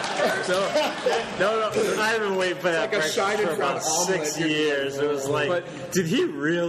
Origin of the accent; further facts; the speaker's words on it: United States; Well, damn it, I'm American